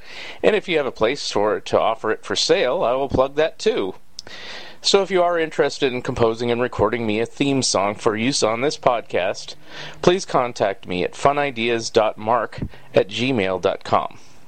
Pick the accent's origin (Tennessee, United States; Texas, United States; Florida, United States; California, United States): California, United States; Saratoga; which is right next door to where I grew up in Saratoga, California.